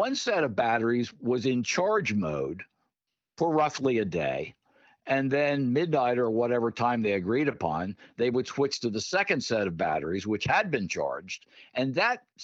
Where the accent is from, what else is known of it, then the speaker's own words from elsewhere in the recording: Pottstown, Pennsylvania, United States; when I was growing up in my hometown, Pottstown